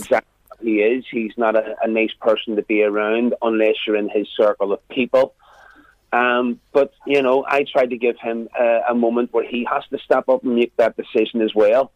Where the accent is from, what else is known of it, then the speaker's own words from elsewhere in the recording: Belfast, Northern Ireland, United Kingdom; accent: Belfast; I decided to keep my own accent.